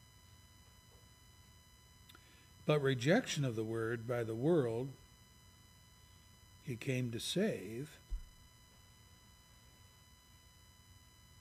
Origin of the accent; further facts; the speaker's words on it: Pennsylvania, United States; I'm from Pennsylvania